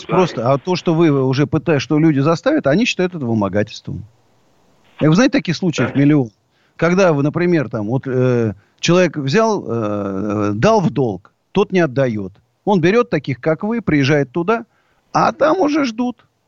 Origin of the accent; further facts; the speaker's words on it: Siberia, Russia; now in Moscow, Russia; Я сибиряк, так, в общем, и по происхождению, и в душе.